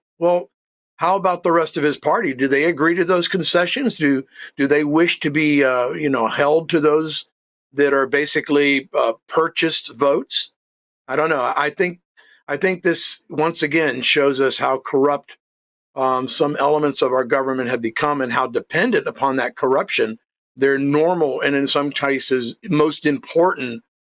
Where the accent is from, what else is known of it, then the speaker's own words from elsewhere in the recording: United States; as an American